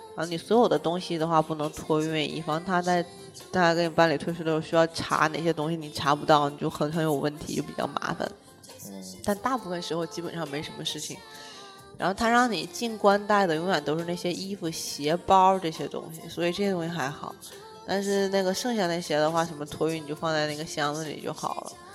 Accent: Shenyang, Liaoning, China; 我是沈阳人

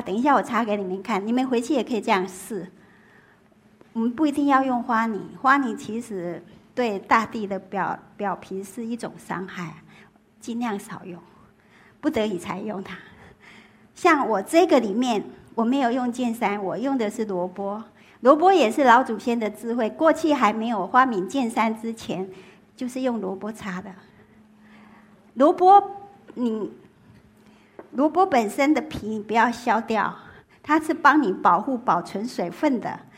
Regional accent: Taiwan; moved away as an adult; now in Beijing, China; 我自己从小， 我在台湾，我们台湾叫三合院

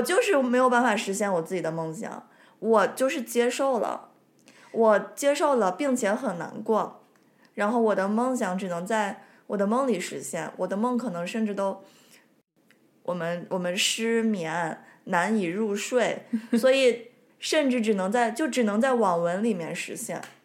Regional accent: Hohhot / Inner Mongolia, China; accent: Hohhot dialect

